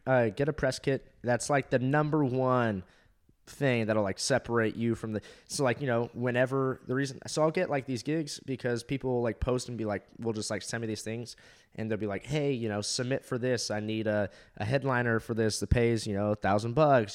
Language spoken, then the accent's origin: English; Orange County, California, United States; moved away as an adult; also born or lived in Fort Walton Beach, Florida; I'm from Orange County, California